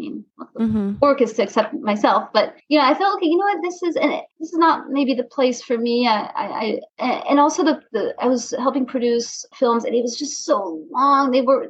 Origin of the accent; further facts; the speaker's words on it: France; also born or lived in United States; I mean, I was born in France, but grew up in America and France.